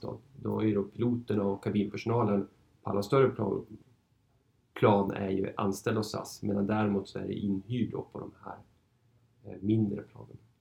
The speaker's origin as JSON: {"language": "Swedish", "region": "Norrland", "country": "Sweden", "tie": "born or raised there", "also_born_or_lived": "Uppsala / Stockholm", "moved": "as an adult", "said": "jag är född och uppvuxen i Norrland"}